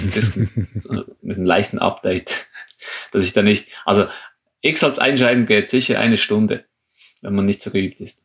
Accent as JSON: {"language": "German", "country": "Switzerland", "said": "für uns als Schweizer"}